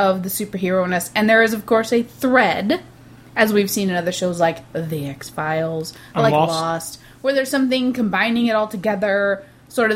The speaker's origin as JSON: {"language": "English", "country": "United States", "said": "I'm an American"}